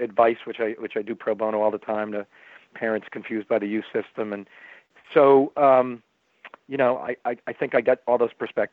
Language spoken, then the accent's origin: English; Boston, Massachusetts, United States; also born or lived in Baltimore; there's a lot of pride when you're from Boston